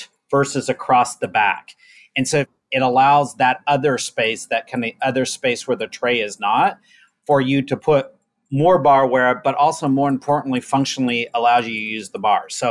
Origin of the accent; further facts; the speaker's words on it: Oklahoma, United States; I'm from the South, I'm from Oklahoma.